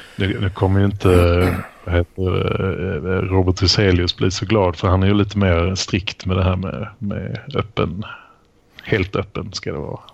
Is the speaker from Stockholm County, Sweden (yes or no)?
no; Malmö, Skåne, Sweden; now in Lund, Sweden; min födelsestad Malmö. Jag är tyvärr i exil därifrån.